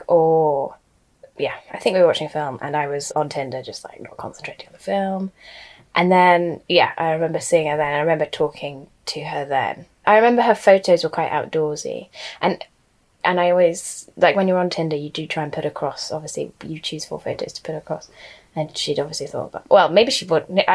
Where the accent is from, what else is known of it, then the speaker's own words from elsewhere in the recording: London, United Kingdom; I'm from London